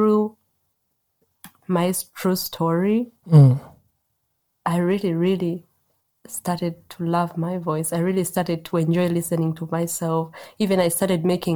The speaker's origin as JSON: {"language": "English", "country": "Uganda", "tie": "born or raised there", "moved": "as an adult", "lives_now": "Germany", "said": "growing up in Uganda"}